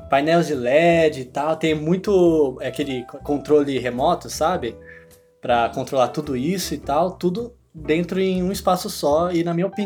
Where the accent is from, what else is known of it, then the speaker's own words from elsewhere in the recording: Canada; sou canadense, não, não estadunidense.